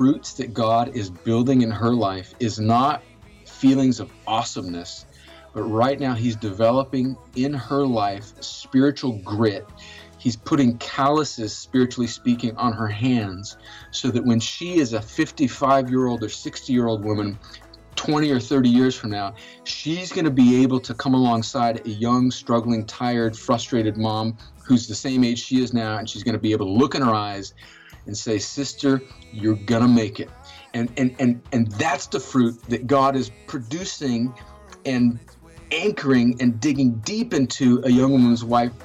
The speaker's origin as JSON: {"language": "English", "area": "on the Mexican border", "region": "Southern California", "country": "United States", "tie": "born or raised there", "also_born_or_lived": "West Point, New York", "moved": "as an adult", "lives_now": "Columbus, Georgia, United States", "said": "I'm originally from California, grew up right on the Mexican border in Southern California"}